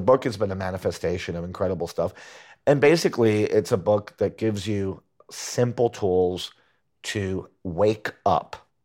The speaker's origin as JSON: {"language": "English", "country": "Puerto Rico", "tie": "born or raised there", "also_born_or_lived": "Huntington, Long Island, New York / Boston", "moved": "as an adult", "said": "grew up in Puerto Rico"}